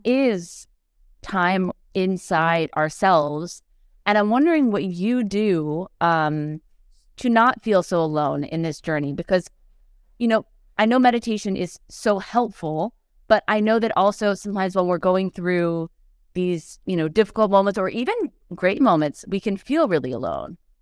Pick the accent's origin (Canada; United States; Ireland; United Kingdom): United States; outside of New York; moved away as an adult; also born or lived in Los Angeles, United States; now in Paris, France; I'm American, but I'm from right side of, outside of New York